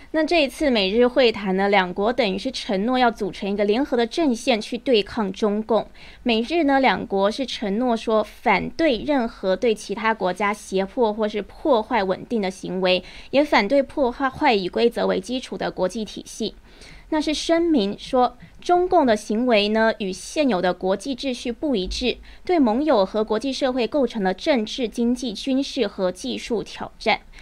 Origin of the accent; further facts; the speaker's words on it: Taiwan; 我身为台湾人